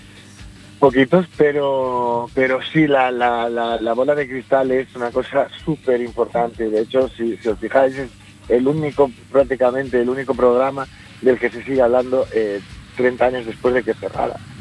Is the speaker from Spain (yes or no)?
yes; Spain; si me preguntas como español